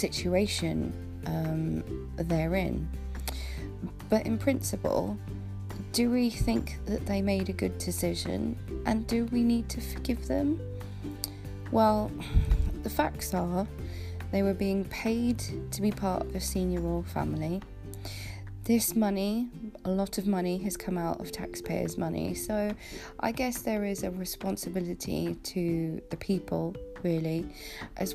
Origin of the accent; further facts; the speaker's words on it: United Kingdom; being a Brit